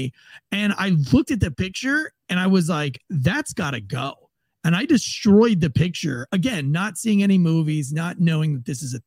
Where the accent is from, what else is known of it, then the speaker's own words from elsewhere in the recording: St. Augustine, Florida, United States; I was born and raised in St. Augustine.